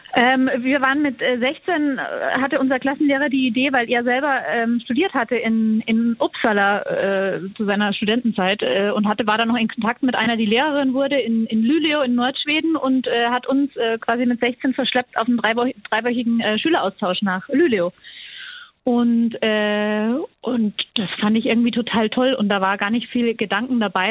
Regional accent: Austria; ich bin ja Österreicherin

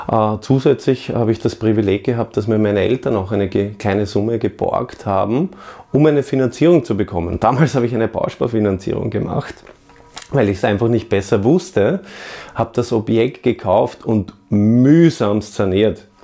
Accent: Vienna, Austria; ich bin Österreicher, Wiener und ich bin Immobilienmillionär.

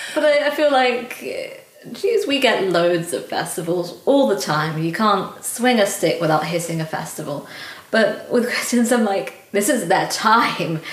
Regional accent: London, United Kingdom; I grew up in London, but my mum immigrated from Scotland

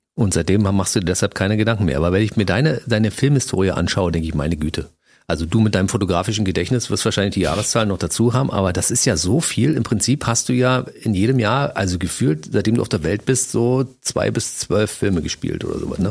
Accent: Berlin, Germany; Ich bin ja nur gebürtiger Berliner und aufgewachsen in der Stadt.

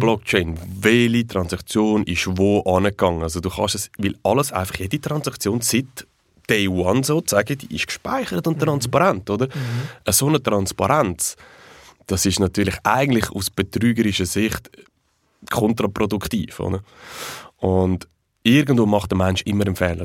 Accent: Switzerland; bei uns in der Schweiz

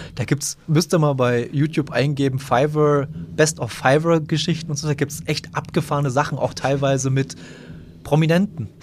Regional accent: Bautzen area, Saxony, Germany; wir kommen ja beide aus Bautzen oder aus, jedenfalls aus der Gegend von Bautzen.

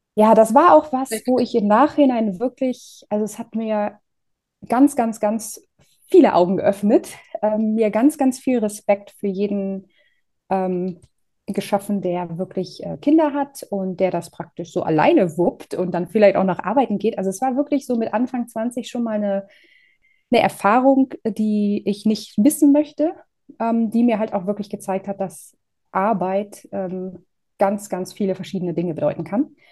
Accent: Northern Germany, Germany; moved away as an adult; also born or lived in Groningen, Netherlands; ich komme aus Norddeutschland.

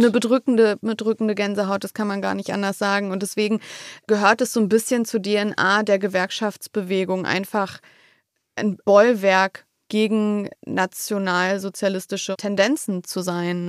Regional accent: Wolfsburg, Lower Saxony, Germany; Also, ich komme aus Wolfsburg.

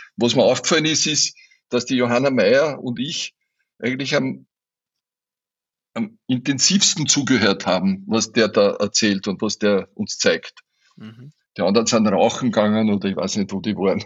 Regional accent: Burgenland, Austria; bei uns im Burgenland

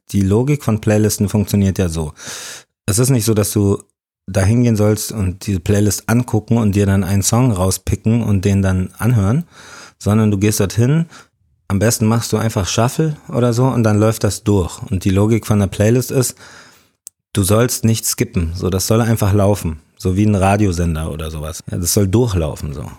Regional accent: Munich, Bavaria, Germany; ich bin in München geboren, aufgewachsen

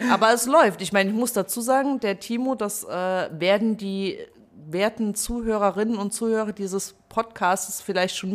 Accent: Blieskastel, Saarland, Germany; born there; Genau, gebürtig komme ich schon aus dem Saarland. Ich kann natürlich auch Saarländisch sprechen. Gebürtig komme ich aus Blieskastel

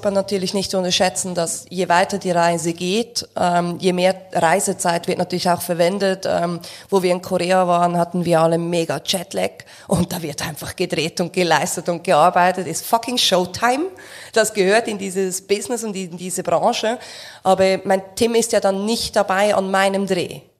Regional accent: Switzerland; und ich bin ja Schweizer und nicht Deutscher

